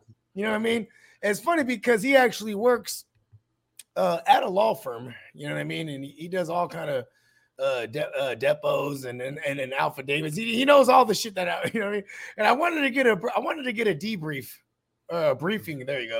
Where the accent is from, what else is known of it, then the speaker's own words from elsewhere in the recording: Philippines; I'm Filipino, and we have a dish called Kilawin that you make with goat.